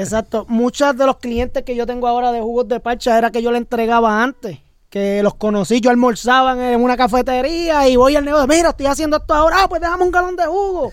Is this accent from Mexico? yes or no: no; Puerto Rico; Los boricuas estamos en todas